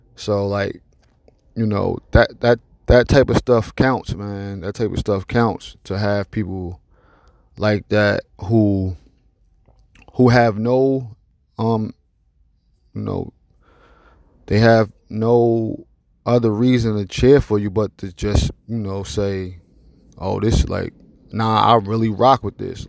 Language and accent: English; Newark, New Jersey, United States; I'm from Newark, New Jersey